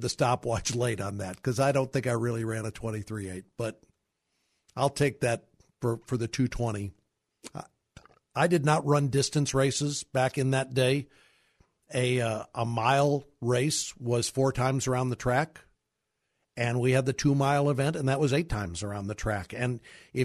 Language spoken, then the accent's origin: English; Kirkwood, Missouri, United States; I grew up in Kirkwood, Missouri, a suburb of St. Louis